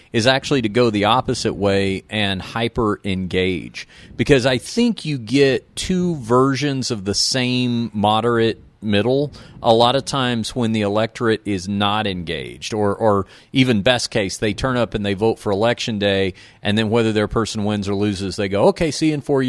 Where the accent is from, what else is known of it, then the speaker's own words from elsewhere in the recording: Texas, United States; my home state of Texas